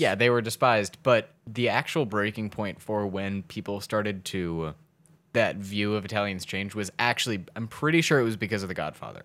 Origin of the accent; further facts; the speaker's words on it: Baltimore, Maryland, United States; we're from Baltimore